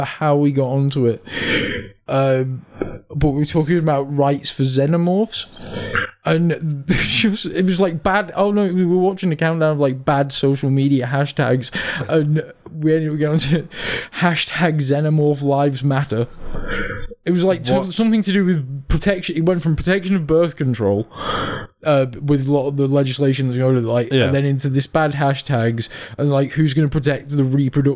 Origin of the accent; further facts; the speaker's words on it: Lancashire, North West England, United Kingdom; now in South of England, United Kingdom; how long it's been since I lived in the north, when I first moved down south